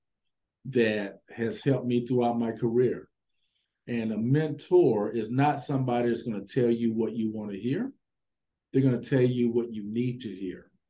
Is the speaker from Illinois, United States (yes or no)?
yes; East St. Louis, Illinois, United States; I grew up in East St. Louis, Illinois.